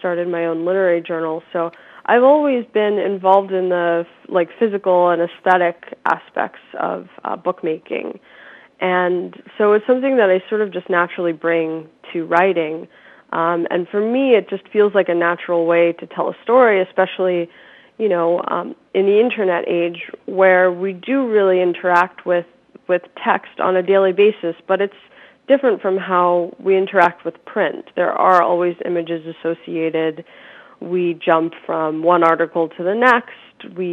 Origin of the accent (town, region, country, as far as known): suburbs of Philadelphia, Pennsylvania, United States; born or raised there